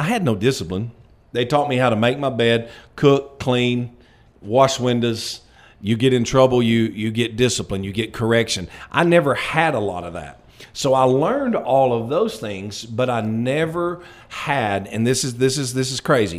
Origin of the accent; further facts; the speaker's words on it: Florence, Alabama, United States; also born or lived in Phoenix, Arizona; now in Russellville, United States; I'm originally from Florence. I'm originally born and raised in Florence, only child. Mom and dad, great people, great Christian people, raised me in church.